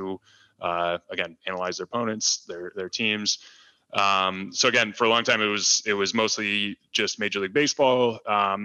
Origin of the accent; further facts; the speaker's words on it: Detroit, Michigan, United States; I grew up in Detroit, grew up loving the Tigers and hating the Yankees